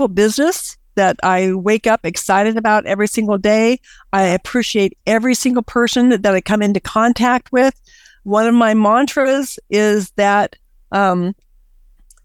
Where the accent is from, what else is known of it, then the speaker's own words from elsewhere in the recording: United States; my heart is I'm an American.